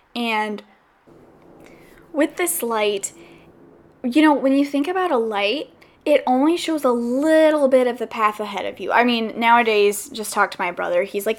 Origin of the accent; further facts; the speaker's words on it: the South, United States; because I'm from the South, and I know that we get a bad rap for saying, hey, I'll have you over sometime, and then we don't do anything about it. And so I came to the West Coast kind of in that mindset